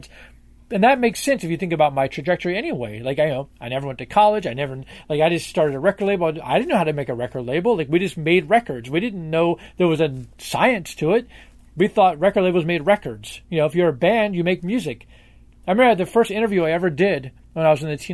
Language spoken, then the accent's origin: English; Washington, District of Columbia, United States; I grew up in Washington, D.C., which is a Democratic stronghold